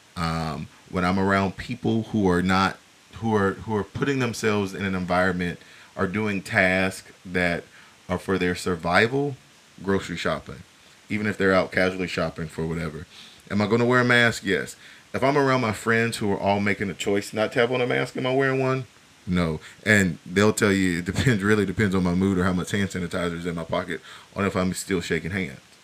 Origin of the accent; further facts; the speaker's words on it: United States; as the American people